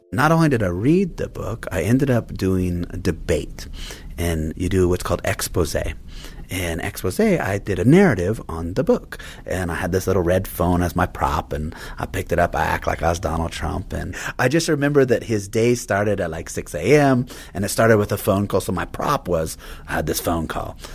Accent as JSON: {"language": "English", "region": "Montana", "country": "United States", "tie": "born or raised there", "also_born_or_lived": "Alaska / Spokane, Washington / Idaho", "moved": "yes", "said": "So I was born in Alaska. I was raised in Montana"}